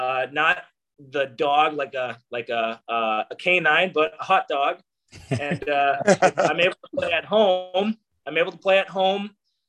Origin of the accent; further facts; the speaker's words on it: Barrington, Illinois, United States; I was born and raised in the Chicago Northwest suburbs. I grew up in Barrington, Illinois